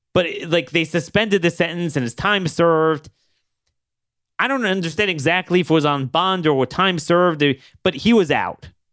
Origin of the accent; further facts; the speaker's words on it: Baltimore, Maryland, United States; growing up in Ba-, the Baltimore area